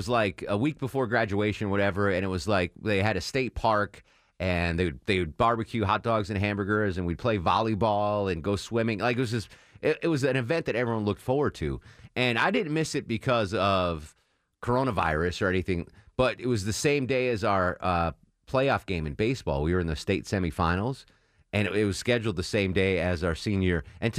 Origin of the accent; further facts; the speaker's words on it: Connecticut, United States; So I grew up in Connecticut, and you grew up on Montana.